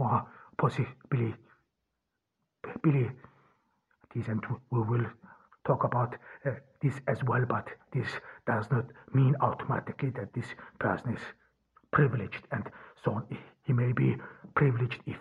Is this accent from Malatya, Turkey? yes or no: no; Ordu, Turkey; from Ordu, Turkey.